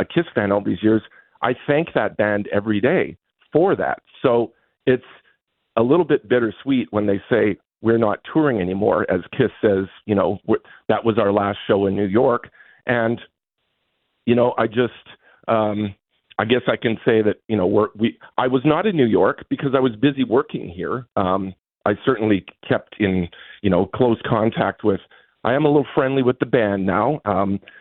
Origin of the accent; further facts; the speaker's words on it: Winnipeg, Manitoba, Canada; as a kid growing up in Crestview, St. James